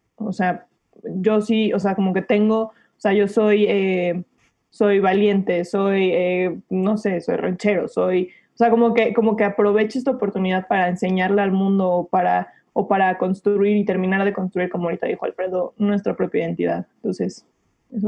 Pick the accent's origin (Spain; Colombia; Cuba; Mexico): Mexico; todos los mexicanos hemos visto